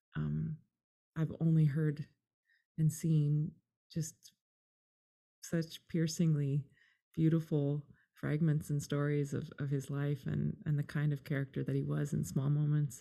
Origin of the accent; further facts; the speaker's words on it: Canada; also born or lived in England; we're Canadian. I was born in England.